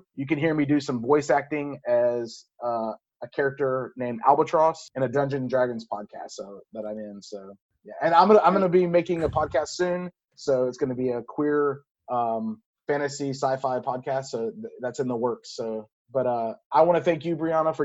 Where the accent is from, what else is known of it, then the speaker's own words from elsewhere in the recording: Louisiana, United States; accent: southern drawl; moved away; growing up in Louisiana